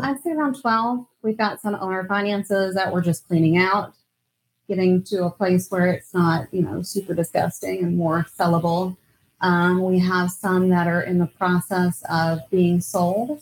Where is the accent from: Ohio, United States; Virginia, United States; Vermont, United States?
Virginia, United States; Virginia Beach; moved away; From Virginia Beach, Virginia. Right on the oh, East Coast